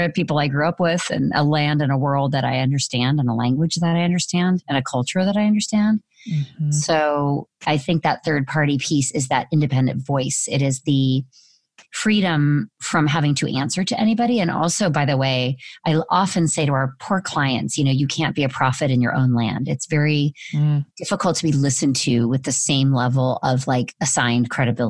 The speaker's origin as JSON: {"language": "English", "area": "Orange County", "region": "California", "country": "United States", "moved": "as an adult", "said": "I was from Orange County, California"}